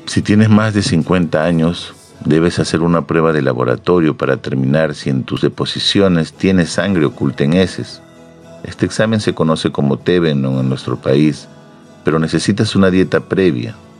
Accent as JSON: {"language": "Spanish", "country": "Peru"}